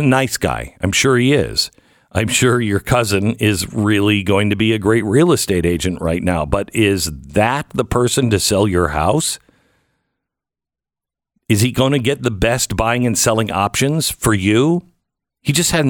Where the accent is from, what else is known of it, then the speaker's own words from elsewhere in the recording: Pacific Northwest, United States; now in Dallas, United States; I grew up in the Pacific Northwest where, you know, the temperatures are moderate